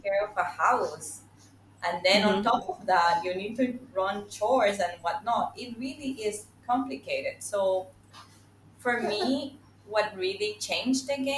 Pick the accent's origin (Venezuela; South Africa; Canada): Venezuela; now in Singapore; I'm from Venezuela, but currently living in Singapore